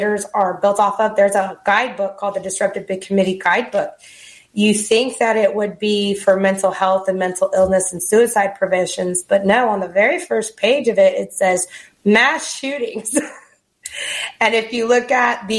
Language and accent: English; Alvin, Texas, United States; I grew up in Houston, Texas, or right outside in a little place called Alvin, Texas, home of Nolan Ryan